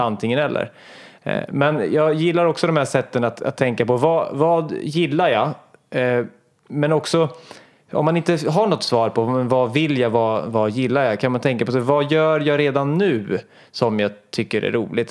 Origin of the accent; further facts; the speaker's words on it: Hallsberg, Örebro County, Sweden; moved away; när jag var liten och bodde hemma i Hallsberg